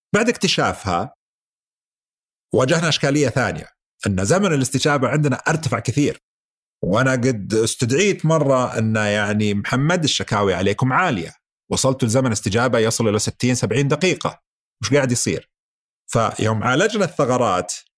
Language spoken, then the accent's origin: Arabic; Saudi Arabia; احنا عندنا في السعوديه